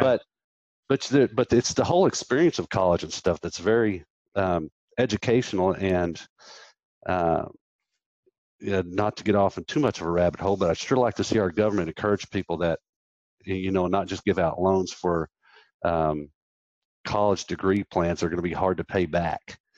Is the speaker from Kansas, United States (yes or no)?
yes; Wichita, Kansas, United States; I was born in Wichita, Kansas